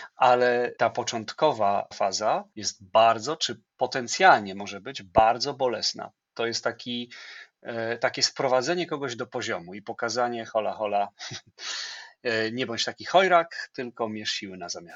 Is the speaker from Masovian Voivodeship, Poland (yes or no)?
yes; Płock, Masovian Voivodeship, Poland; moved away; pracowałem w lokalnym radiu, będąc licealistą, bo jestem z Płocka